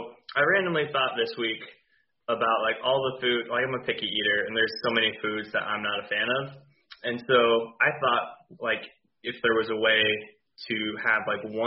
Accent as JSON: {"language": "English", "region": "Florida Keys", "country": "United States", "tie": "born or raised there", "said": "I grew up in the Keys."}